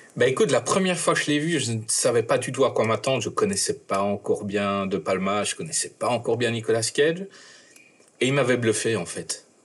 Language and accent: French; Belgium; je suis belge.